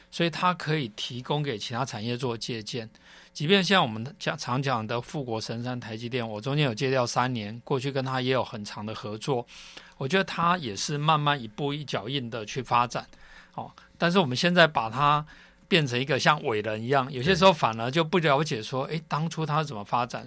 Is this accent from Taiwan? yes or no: yes; Taiwan; 我们台湾人